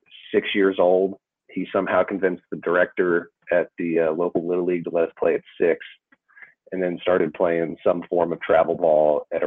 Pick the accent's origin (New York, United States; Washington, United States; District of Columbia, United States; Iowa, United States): Iowa, United States; Davenport; Midwest guy, born and raised in Davenport, Iowa.